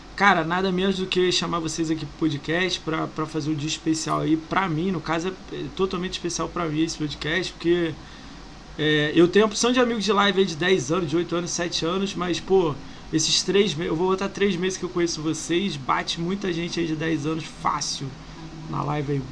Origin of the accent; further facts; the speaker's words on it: Rio de Janeiro, Brazil; Eu sou do Rio